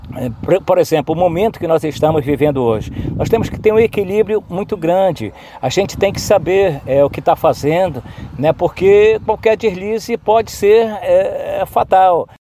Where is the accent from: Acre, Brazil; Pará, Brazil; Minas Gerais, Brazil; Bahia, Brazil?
Pará, Brazil; Santarém; O Amir era meu vizinho na Avenida Borges Real, onde eu nasci